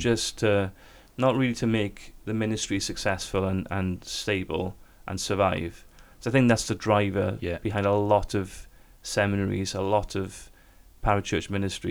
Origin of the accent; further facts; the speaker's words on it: South Korea; now in United Kingdom; When I came from Korea, when the church that was involved, Sarang Church, with that initial investment to help stabilize and the ministry and to build something on campus there